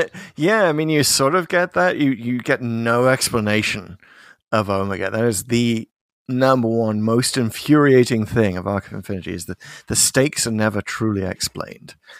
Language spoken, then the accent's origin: English; United Kingdom; as a Brit.